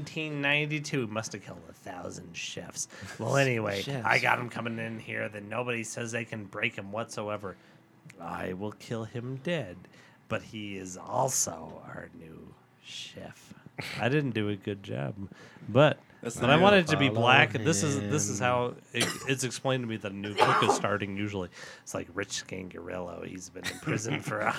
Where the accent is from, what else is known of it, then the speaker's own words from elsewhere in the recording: Aurora, Colorado, United States; We grew up in Meadowood